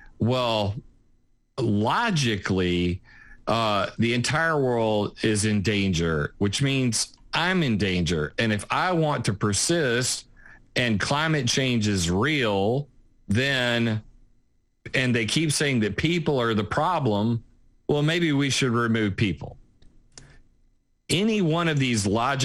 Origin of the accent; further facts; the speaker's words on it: South Carolina, United States; I am from South Carolina